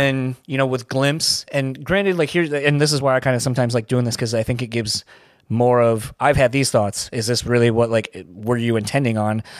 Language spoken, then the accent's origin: English; Delaware, United States; I'm from Delaware